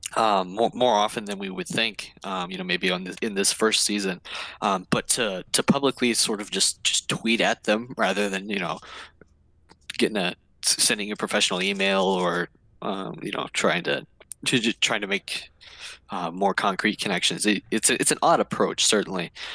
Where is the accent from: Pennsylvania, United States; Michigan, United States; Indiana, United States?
Indiana, United States; we're, we're from Indiana